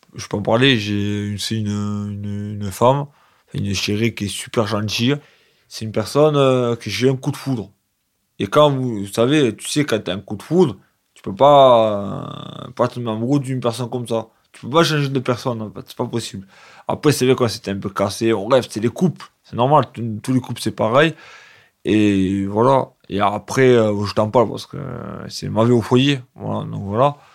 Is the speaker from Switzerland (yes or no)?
no; Sénas, Provence-Alpes-Côte d'Azur, France; also born or lived in La Roque-d'Anthéron; J'ai grandi à Sénas, chez mes parents